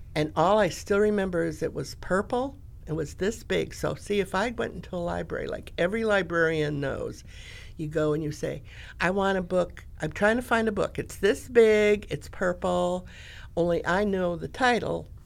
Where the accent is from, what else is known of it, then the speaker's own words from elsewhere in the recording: Grand Rapids, Michigan, United States; I was born in Grand Rapids, Michigan. I lived on Garfield Street, and across the street was the school